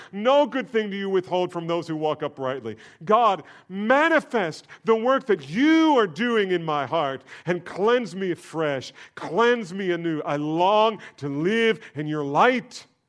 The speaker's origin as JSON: {"language": "English", "region": "New Jersey", "country": "United States", "tie": "born or raised there", "said": "Growing up in New Jersey"}